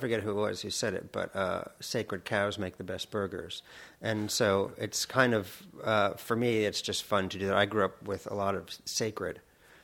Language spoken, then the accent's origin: English; United States; I'm American